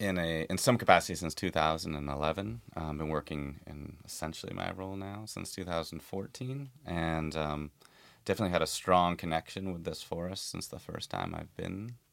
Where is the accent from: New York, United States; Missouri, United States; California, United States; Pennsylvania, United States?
Missouri, United States; Kansas City; Kansas City.